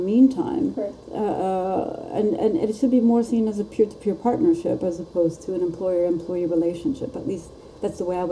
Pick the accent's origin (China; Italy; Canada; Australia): Italy; I come from Italy. We say arrivederci